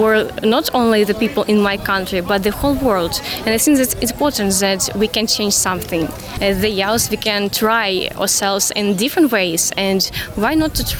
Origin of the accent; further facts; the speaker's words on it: Kharkiv, Kharkiv Oblast, Ukraine; also born or lived in Western Ukraine; I'm from Ukraine, the Kharkiv city.